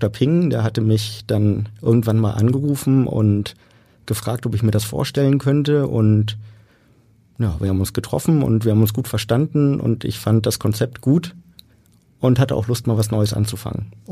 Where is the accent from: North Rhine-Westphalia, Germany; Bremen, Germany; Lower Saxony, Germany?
Bremen, Germany; also born or lived in Munich; gebürtig bin ich Münchner, habe die ersten sechs Jahre meines Lebens in Süddeutschland verbracht und bin dann nach Bremen gekommen mit meinem Vater, der da gearbeitet hat.